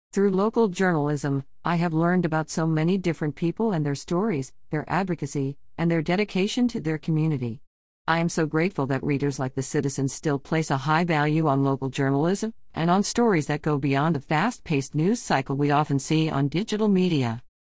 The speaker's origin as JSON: {"language": "English", "town": "Arlington", "region": "Virginia", "country": "United States", "tie": "born or raised there", "also_born_or_lived": "Washington, D.C.", "said": "I grew up in Arlington and attended Arlington Public Schools"}